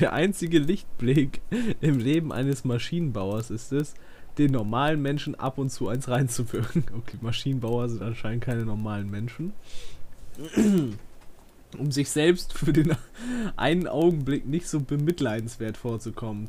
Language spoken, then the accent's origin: German; Northern Germany, Germany; bei uns in Norddeutschland gibt es auch schon immer so, so hier Oktoberfest, Bayernwoche und sowas